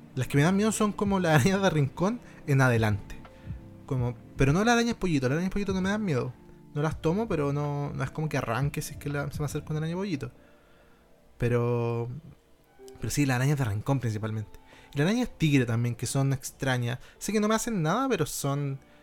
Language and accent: Spanish; Rancagua, O'Higgins, Chile; Yo soy de región, ¿cachai? Yo soy de, de Rancagua